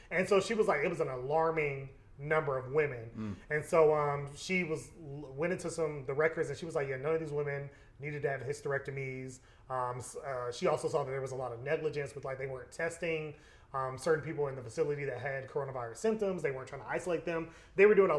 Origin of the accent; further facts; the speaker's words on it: Georgia, United States; I'm a Georgia native, like, this is my home